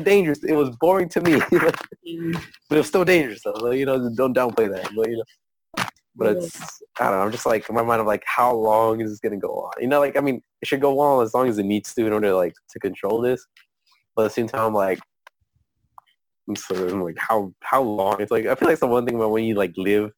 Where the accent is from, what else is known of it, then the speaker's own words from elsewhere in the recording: United States; I was born in the U.S. I'm American by like legally